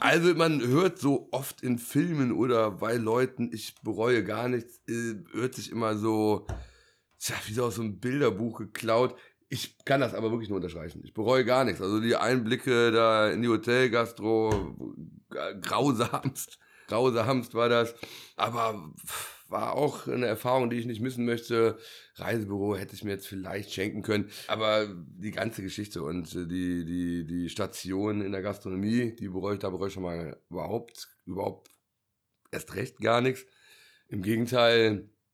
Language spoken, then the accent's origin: German; Bonn, North Rhine-Westphalia, Germany; bin gebürtiger Bonner